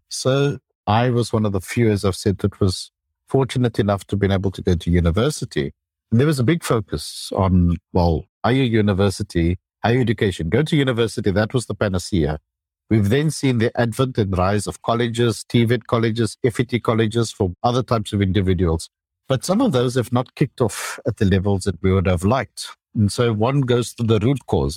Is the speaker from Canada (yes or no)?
no; South Africa; I finished high school in South Africa